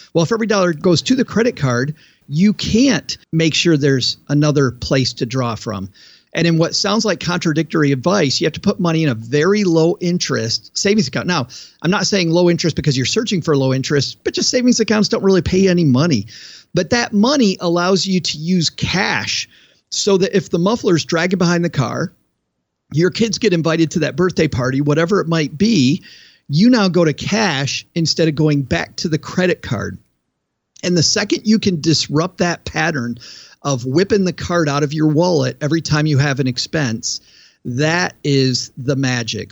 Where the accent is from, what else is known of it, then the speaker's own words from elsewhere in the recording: West Michigan, United States; I grew up in West Michigan, which was farm country, and as a kid, I worked in countless fields in my neighbor's farms